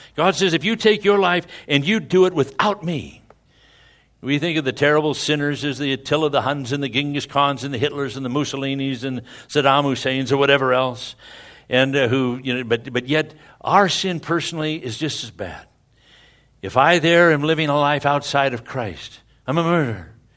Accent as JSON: {"language": "English", "region": "Scotland", "country": "United Kingdom", "said": "I'm a Scotsman, and that's a good Scotsman."}